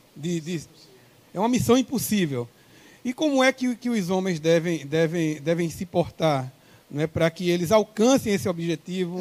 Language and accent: Portuguese; Pernambuco, Brazil; O nosso contato é 81, sou pernambucano